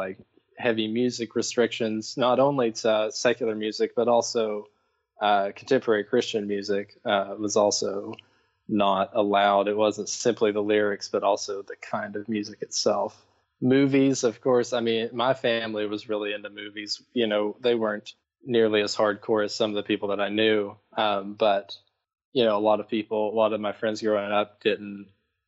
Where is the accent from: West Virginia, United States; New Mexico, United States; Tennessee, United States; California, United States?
Tennessee, United States; Parrottsville; I grew up in East Tennessee in a little town called Parrotsville. It's near Knoxville.